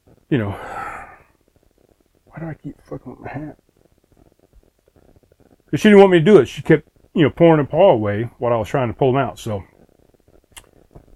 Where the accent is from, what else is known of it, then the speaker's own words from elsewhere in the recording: East Coast, United States; moved away as an adult; also born or lived in South Carolina; I grew up on the East Coast.